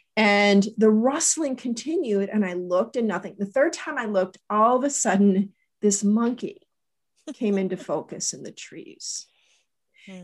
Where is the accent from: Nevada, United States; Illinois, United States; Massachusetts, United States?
Nevada, United States; Las Vegas; I grew up in Vegas.